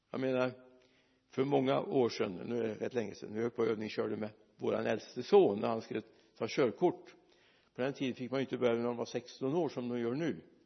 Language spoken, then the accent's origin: Swedish; Mariestad, Västra Götaland, Sweden; moved away; jag var hemma i Mariestad